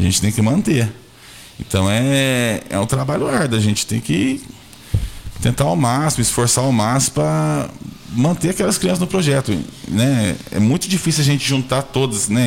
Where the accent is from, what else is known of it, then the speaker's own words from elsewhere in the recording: Santa Luzia, Brazil; Eu, eu sou nascido e criado em Santa Luzia